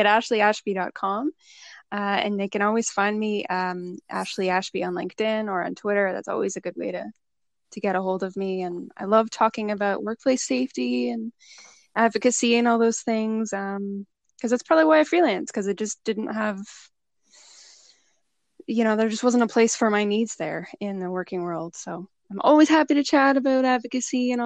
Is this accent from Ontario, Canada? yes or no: yes; Toronto and Hamilton, Ontario, Canada; now in Niagara Region, Canada; I'm from Toronto and Hamilton, which is between Hamilton and Niagara.